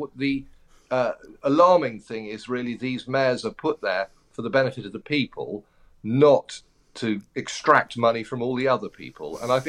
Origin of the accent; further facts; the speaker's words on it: United Kingdom; But then being a British person is difficult at the moment.